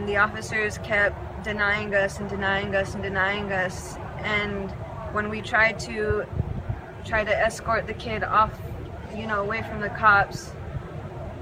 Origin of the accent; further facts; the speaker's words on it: Dulce, New Mexico, United States; I'm from the Hickory Apache Nation in Dulce, New Mexico